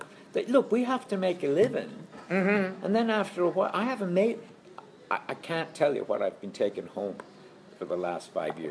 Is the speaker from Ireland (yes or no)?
yes; Galway, Connacht, Ireland; No, I'm from Galway.